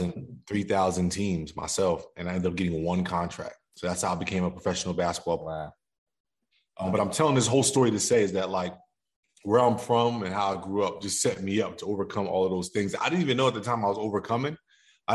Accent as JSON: {"language": "English", "town": "Somerville", "region": "New Jersey", "country": "United States", "tie": "born or raised there", "said": "I grew up in Jersey. I'm a Jersey boy. Somerville, New Jersey, to be exact."}